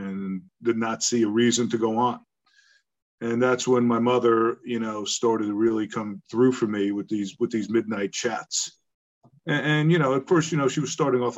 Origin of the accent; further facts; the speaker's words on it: Long Island, New York, United States; also born or lived in Bronx, New York; We moved out to Long Island, to the suburbs